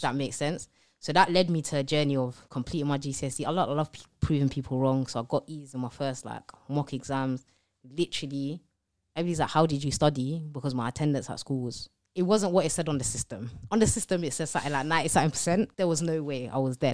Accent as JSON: {"language": "English", "region": "London", "country": "United Kingdom", "tie": "born or raised there", "said": "I grew up in East London, um, on a council estate, loads of siblings"}